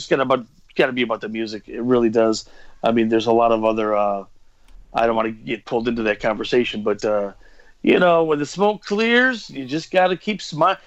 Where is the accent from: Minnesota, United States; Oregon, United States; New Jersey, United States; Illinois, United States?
Illinois, United States; Chicago; I'm from Chicago